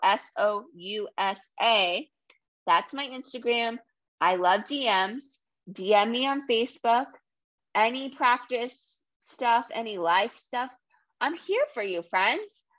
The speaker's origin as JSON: {"language": "English", "region": "New England", "country": "United States", "tie": "born or raised there", "also_born_or_lived": "Massachusetts", "accent": "New England", "said": "I grew up in Rhode Island and Massachusetts."}